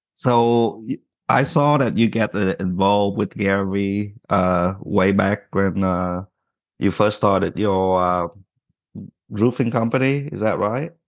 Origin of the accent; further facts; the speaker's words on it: Vietnam; moved away; growing up in Vietnam, I was always in trouble